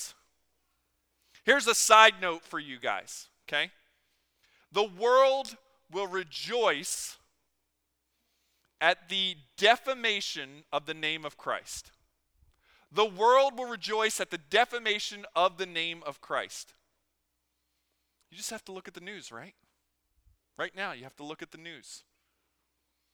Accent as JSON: {"language": "English", "town": "Philadelphia", "region": "Pennsylvania", "country": "United States", "tie": "born or raised there", "said": "growing up in Philadelphia"}